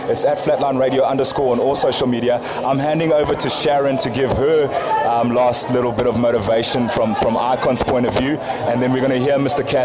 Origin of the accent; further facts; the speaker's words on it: South Africa; also born or lived in Zambia; I love being South African, I love being Zambian, I love my, my British side of me